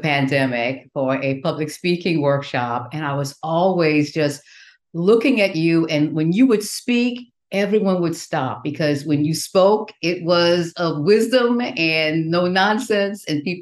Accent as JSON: {"language": "English", "region": "Southwest Louisiana", "country": "United States", "tie": "born or raised there", "said": "that little country girl growing up in Southwest Louisiana, sharecropper's daughter"}